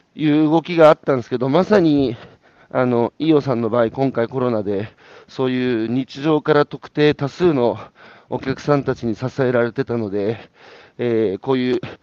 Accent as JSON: {"language": "Japanese", "region": "Iwate", "country": "Japan", "said": "僕は岩手ですけど"}